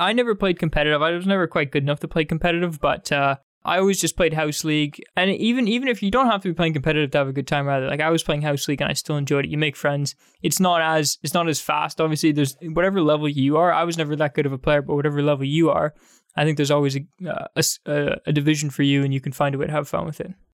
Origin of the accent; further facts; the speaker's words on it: Canada; growing up in Canada